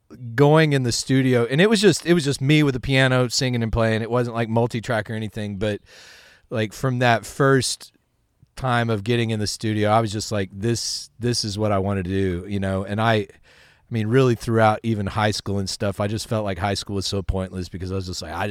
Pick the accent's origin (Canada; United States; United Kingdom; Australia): United States; Midland, Texas; I grew up out in Midland, Texas. West Texas, and I started playing music when I was about 8 years old.